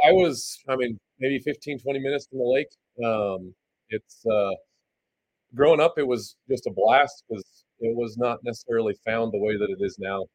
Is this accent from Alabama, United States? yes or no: no; Randolph, Utah, United States; now in Logan, United States; I grew up over by Bear Lake. um, between Lake Town and Randolph on a little cattle ranch